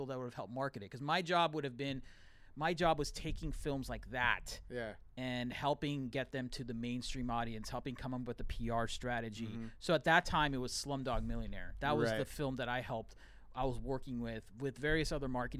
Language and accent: English; United States; I'm American born, but I have Indian heritage